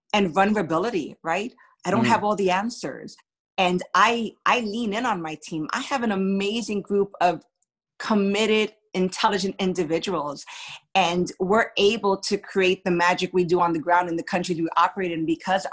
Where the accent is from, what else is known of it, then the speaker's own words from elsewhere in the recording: New York City, New York, United States; I grew up in New York City